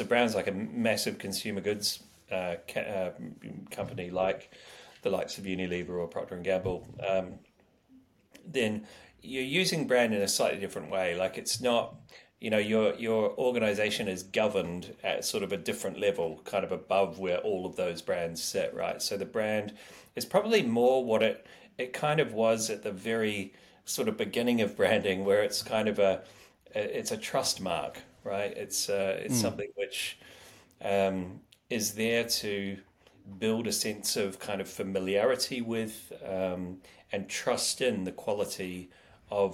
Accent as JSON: {"language": "English", "country": "New Zealand", "said": "I'm from New Zealand"}